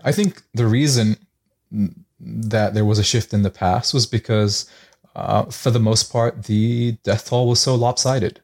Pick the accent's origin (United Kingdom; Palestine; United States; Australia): Palestine; Gaza, Gaza Strip; moved away; I was born in Gaza, I have family there